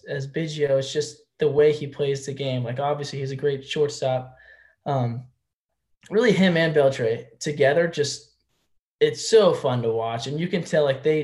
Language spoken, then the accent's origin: English; Houston, Texas, United States; I was from Houston.